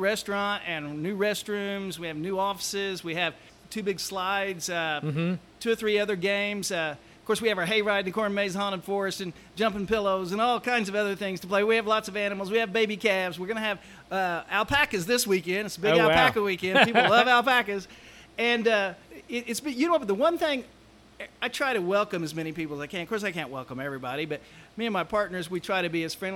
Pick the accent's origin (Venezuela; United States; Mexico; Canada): United States; Southern Illinois; also born or lived in South Georgia; now in Georgia, United States; I'm from Southern Illinois. I grew up on a farm